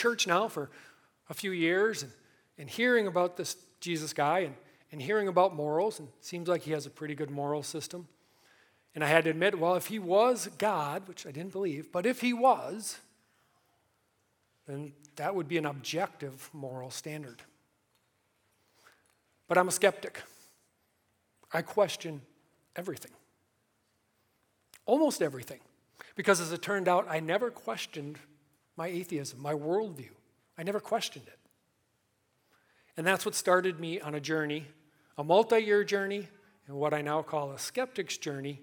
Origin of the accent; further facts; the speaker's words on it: Milwaukee, Wisconsin, United States; Born and raised in Milwaukee